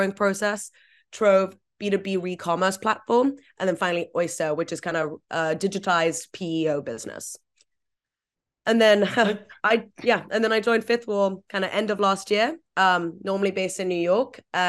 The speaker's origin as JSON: {"language": "English", "country": "Vietnam", "tie": "born or raised there", "also_born_or_lived": "Hong Kong", "said": "I grew up in Vietnam and Hong Kong mostly. I think some of the worst parts of climate change were just kind of front and center for me from such a young age."}